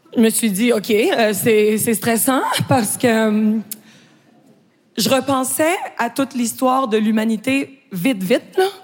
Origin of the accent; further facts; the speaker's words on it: Quebec, Canada; accent: Québécois; je suis québécoise